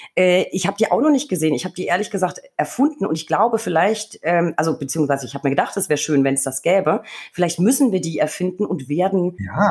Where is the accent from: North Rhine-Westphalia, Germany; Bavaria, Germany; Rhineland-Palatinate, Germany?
Bavaria, Germany; Franconia; ist es meine Heimat. Es ist Franken